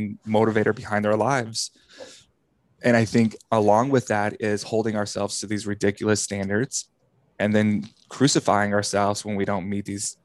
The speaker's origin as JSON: {"language": "English", "region": "Texas", "country": "United States", "tie": "born or raised there", "said": "growing up in the Bible Belt of Texas, evangelical world"}